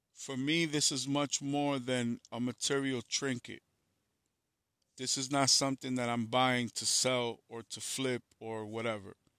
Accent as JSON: {"language": "English", "town": "New York City", "region": "New York", "country": "United States", "said": "I'm from New York City"}